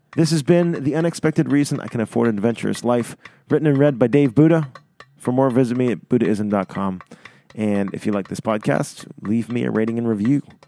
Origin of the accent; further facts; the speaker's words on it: Winchester, Massachusetts, United States; moved away; I'm writing this from Winchester, Massachusetts, where I'm currently spending a month living at home with my parents